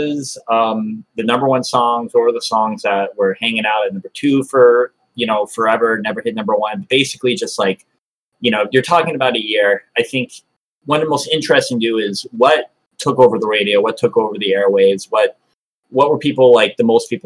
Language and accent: English; Methuen, Massachusetts, United States; my hometown of Methuen, Massachusetts